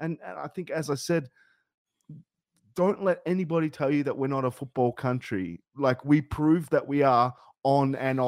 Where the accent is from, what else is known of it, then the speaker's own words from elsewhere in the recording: Australia; We're true to who we are. As Australians, as Australian footballers